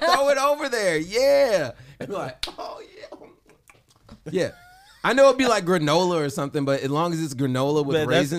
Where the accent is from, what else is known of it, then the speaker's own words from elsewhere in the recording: Chicago, Illinois, United States; I'm also from Chicago.